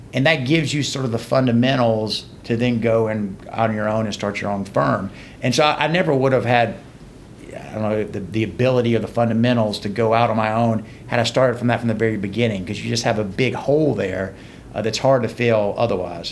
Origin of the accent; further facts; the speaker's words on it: LaGrange, Georgia, United States; also born or lived in Conyers, Georgia / Macon, Georgia / Athens, Georgia; now in Atlanta, United States; I grew up in LaGrange, Georgia, a little small town. Uh, went to uh, high school in Rockdale County, Conyers.